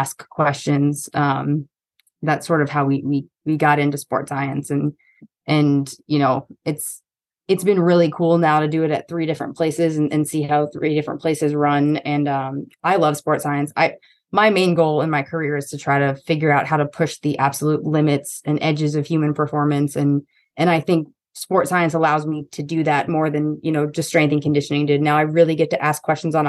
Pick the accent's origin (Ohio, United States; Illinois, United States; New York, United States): New York, United States; also born or lived in East Coast; now in Austin, United States; I'm a New Yorker